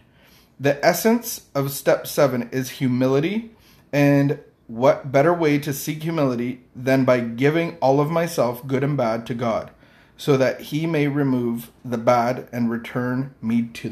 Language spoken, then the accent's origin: English; Indonesia; moved away; I grew up in Asia, in Indonesia